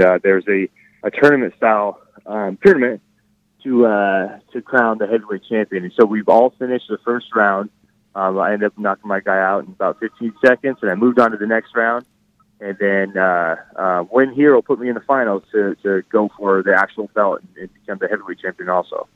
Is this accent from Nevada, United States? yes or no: yes; Reno, Nevada, United States; moved away as an adult; also born or lived in Arizona; I, I grew up in Reno, Nevada